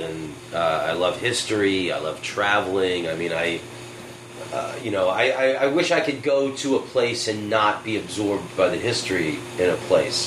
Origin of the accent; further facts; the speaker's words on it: United States; I'm American